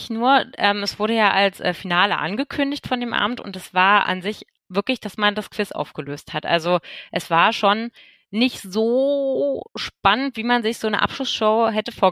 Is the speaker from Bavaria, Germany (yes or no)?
no; Berlin, Germany; Ich bin ja auch aus Berlin und hier sehen wir uns nie, aber dort verbringt man Zeit zusammen.